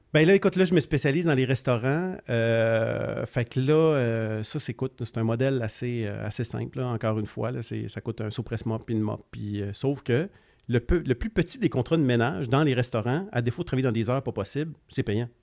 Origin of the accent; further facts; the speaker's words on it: Granby, Quebec, Canada; also born or lived in Paspébiac, Gaspésie, Quebec; on est arrivé ici dans la région de Granby. Euh, j'étais quoi J'avais 7 ans, 7-8 ans